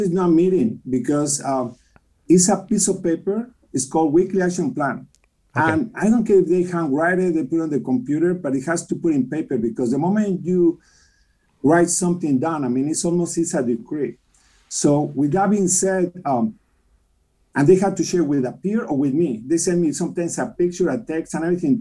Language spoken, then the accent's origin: English; Mexico City, Mexico; English is a second language; moved away as an adult; also born or lived in Ensenada, Baja California, Mexico; now in United States; I grew up in Mexico City, but I went to Ensenada